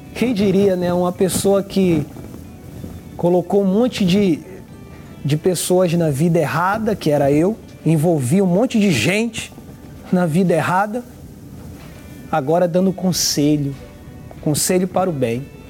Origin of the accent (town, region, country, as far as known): Recife, Pernambuco, Brazil; now in Rio de Janeiro, Brazil